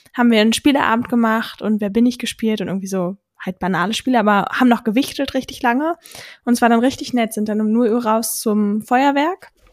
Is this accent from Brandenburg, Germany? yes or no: yes; Berlin suburbs, Brandenburg, Germany; ich bin in einem, quasi in Berlin aufgewachsen, aber am, wie sagt man so schön, im grünen Speckgürtel von Berlin